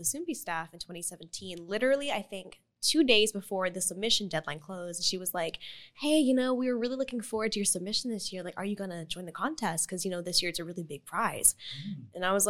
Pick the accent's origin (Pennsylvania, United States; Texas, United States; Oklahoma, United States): Oklahoma, United States; Tulsa; moved away as an adult; now in South Korea; And then they met in Tulsa, Oklahoma. And then I happened. And then I lived there till I was 21. Then I moved here.